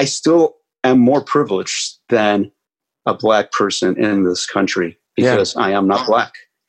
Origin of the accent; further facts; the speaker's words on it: Oakland, California, United States; also born or lived in Mexico; Well, I grew up partly in Mexico. I grew up both here in Oakland in California and in Mexico. I went to school in Mexico between kindergarten and seventh grade.